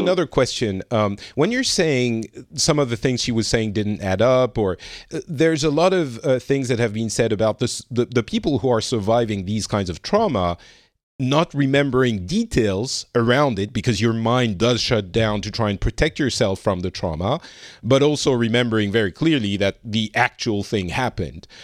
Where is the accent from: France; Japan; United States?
France; I'm from France and from, you know, Europe